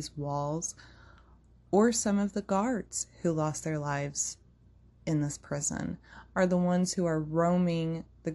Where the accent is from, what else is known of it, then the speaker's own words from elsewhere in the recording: United States; as an American society